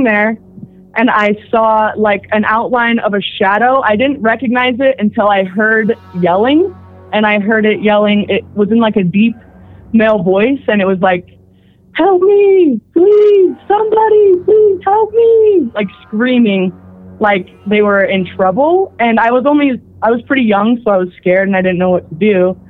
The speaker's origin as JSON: {"language": "English", "town": "Eureka", "region": "Utah", "country": "United States", "moved": "yes", "lives_now": "Orem, United States", "said": "I'm from a place called Eureka, Utah"}